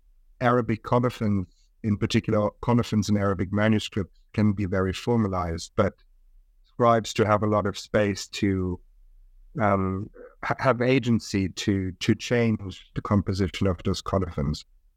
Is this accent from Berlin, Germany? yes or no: no; Munich, Bavaria, Germany; also born or lived in Japan / South Korea / Russia; So I was born in Germany, in Munich. I grew up in Germany, went to school in Germany, but I also lived in other countries, in Japan, in South Korea, Russia.